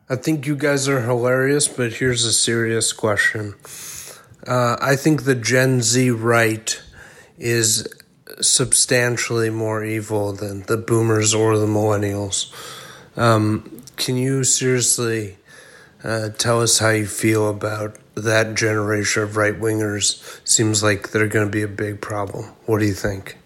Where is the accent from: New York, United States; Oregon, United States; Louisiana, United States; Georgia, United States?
New York, United States; as a New Yorker